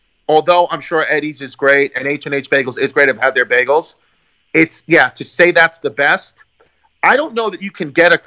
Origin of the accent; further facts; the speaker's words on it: New York City, New York, United States; I'm from Brooklyn.